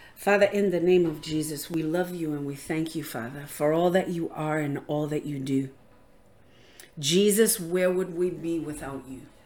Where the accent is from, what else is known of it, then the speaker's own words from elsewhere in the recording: Rhode Island, United States; I'm from Rhode Island